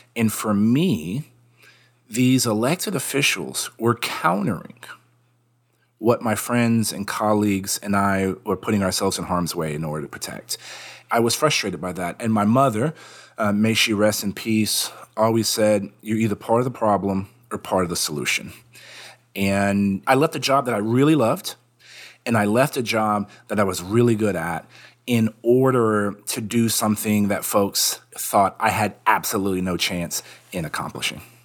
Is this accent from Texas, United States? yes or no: yes; San Antonio, Texas, United States; moved away; also born or lived in India; I decided to move back to my hometown to run for Congress